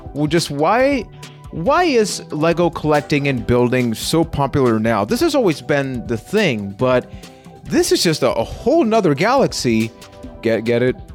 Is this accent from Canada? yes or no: no; Puerto Rico; I am from Puerto Rico.